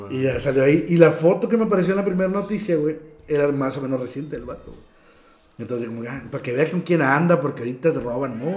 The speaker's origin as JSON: {"language": "Spanish", "town": "Matamoros", "region": "Tamaulipas", "country": "Mexico", "said": "soy de Matamoros"}